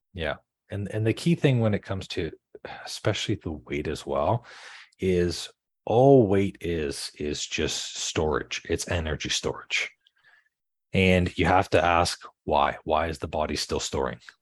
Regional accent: Canada; I'm from Canada

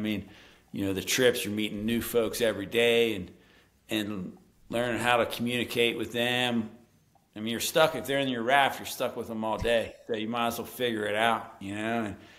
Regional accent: Morgantown, West Virginia, United States; Morgantown, you know, the drinking town with the college sports problem.

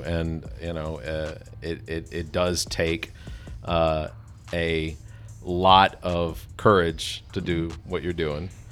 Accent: Atlanta, Georgia, United States; moved away as an adult; now in Columbia area, South Carolina, United States; I'm originally from Atlanta, That was where I was born and raised. I moved here when I was twenty.

